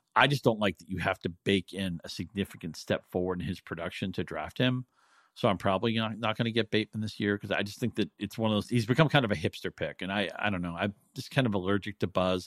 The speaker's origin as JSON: {"language": "English", "region": "New England", "country": "United States", "tie": "born or raised there", "said": "I grew up in New England"}